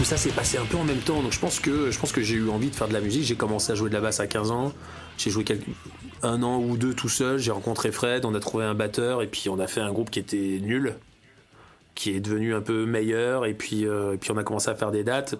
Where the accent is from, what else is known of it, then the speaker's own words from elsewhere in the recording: Serrières, Auvergne-Rhône-Alpes, France; also born or lived in Springfield, Virginia, United States / Washington, United States; chez nous à Serrières